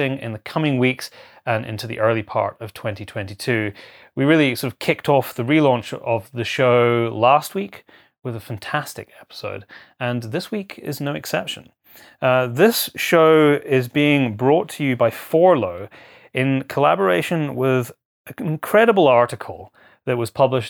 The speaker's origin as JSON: {"language": "English", "country": "United Kingdom", "said": "my home country of the UK"}